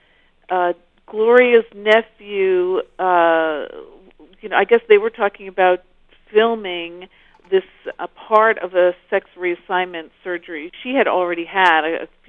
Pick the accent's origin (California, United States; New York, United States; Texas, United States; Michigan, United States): New York, United States; New York City; now in Los Angeles, United States; I'm from Brooklyn.